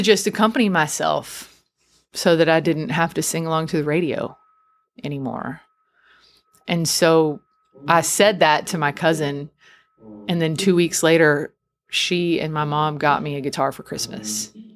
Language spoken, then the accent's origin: English; outside of Houston, Texas, United States; also born or lived in near San Antonio, Texas; I'm from Texas. I grew up outside of Houston, and now I live outside of San Antonio